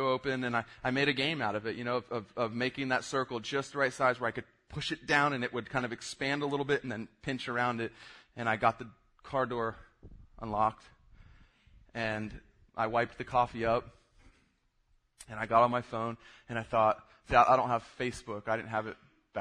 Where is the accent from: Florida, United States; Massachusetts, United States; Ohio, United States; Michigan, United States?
Florida, United States; South; I grew up in South Florida